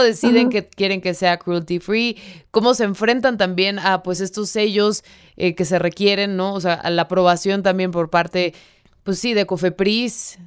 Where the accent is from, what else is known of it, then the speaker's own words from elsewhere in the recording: Mexico; vivimos en un país súper malinchista